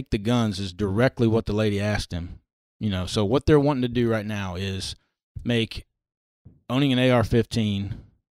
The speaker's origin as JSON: {"language": "English", "region": "Virginia", "country": "United States", "said": "it's in my home state."}